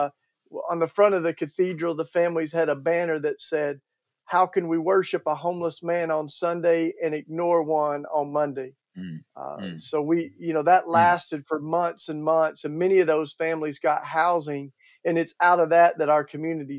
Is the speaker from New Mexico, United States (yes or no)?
no; East Tennessee, United States; accent: Southern; now in Philadelphia, United States; I grew up in East Tennessee, you know, right outside the Smoky Mountains